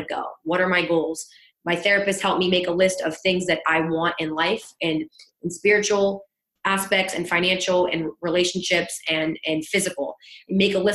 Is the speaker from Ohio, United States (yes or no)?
yes; East Liverpool, Ohio, United States; moved away as an adult; also born or lived in Pittsburgh, Pennsylvania; now in Florida, United States; My hometown is East Liverpool, Ohio